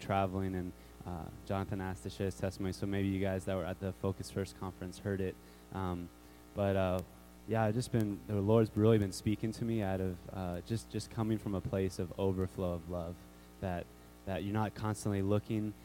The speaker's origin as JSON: {"language": "English", "town": "Raleigh", "region": "North Carolina", "country": "United States", "said": "I'm from Raleigh, North Carolina"}